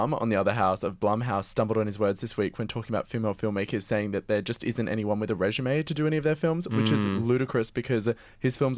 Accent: Adelaide, South Australia, Australia; moved away; I'm from Adelaide.

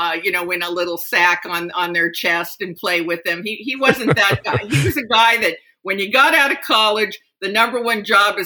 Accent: Japan; Yes. For 16 years, I lived in Japan.

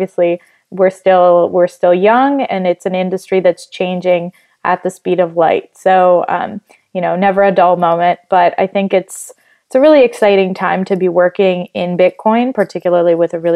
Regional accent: Italy; now in United States; I grew up in Italy, moved to the U.S. afterwards

